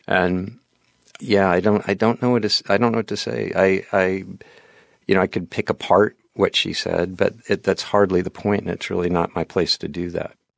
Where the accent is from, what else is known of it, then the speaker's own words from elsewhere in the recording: Portland, Oregon, United States; I was from Portland, Oregon